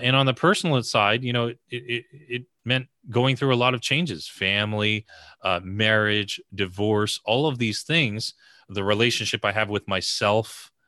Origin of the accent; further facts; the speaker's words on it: the New York area, United States; I grew up in the New York area